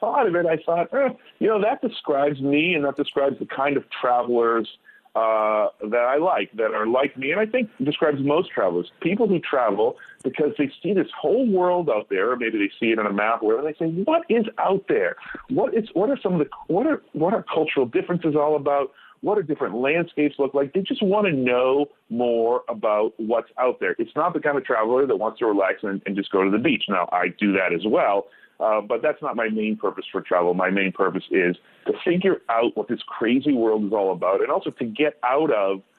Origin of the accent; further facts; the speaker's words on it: United States; I'm an American